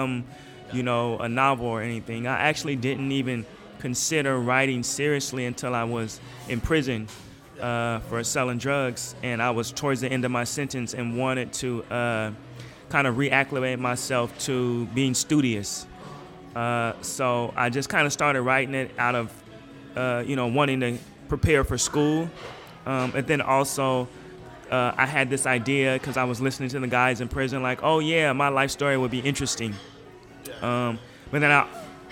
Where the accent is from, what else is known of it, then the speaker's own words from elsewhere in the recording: Portland, Oregon, United States; moved away; my kind of growing up in Portland, and not just Portland at large, but like a really small community in Portland, Northeast Portland